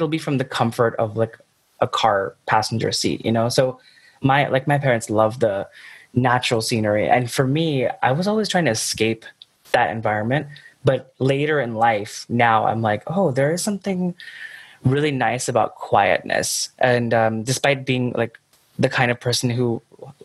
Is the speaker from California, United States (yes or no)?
yes; Yosemite, California, United States; Yosemite is where I grew up. My parents moved us there when I was about 6